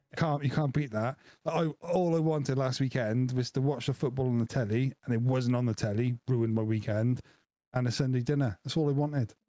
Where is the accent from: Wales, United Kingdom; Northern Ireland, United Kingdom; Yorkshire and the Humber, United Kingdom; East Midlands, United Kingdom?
Wales, United Kingdom; I am Welsh